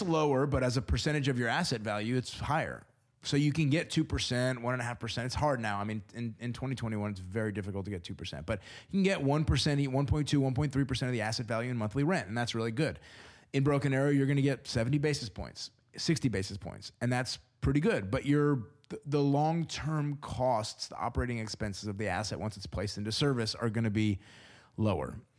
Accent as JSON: {"language": "English", "town": "Houston", "region": "Texas", "country": "United States", "tie": "born or raised there", "moved": "yes", "lives_now": "Tulsa, United States", "said": "I was born in Houston"}